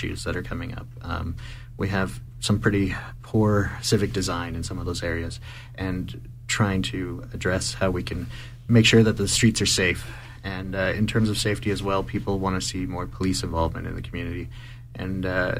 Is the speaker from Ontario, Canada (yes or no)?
no; Calgary, Alberta, Canada; I grew up in Calgary and I live in Ward 1.